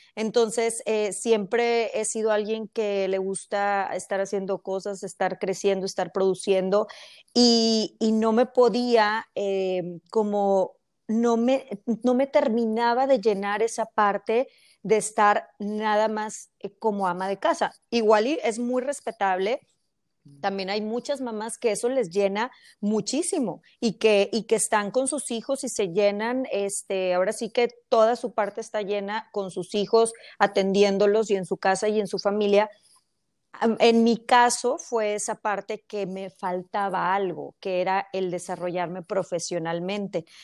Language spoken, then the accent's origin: Spanish; Mexico; moved away as an adult; now in United States; yo soy mexicana, pero eh, tengo ya muchos años aquí en Estados Unidos